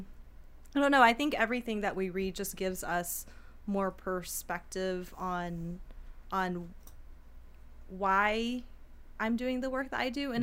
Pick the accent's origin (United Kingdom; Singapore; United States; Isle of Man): United States; I'm an American citizen and I was born here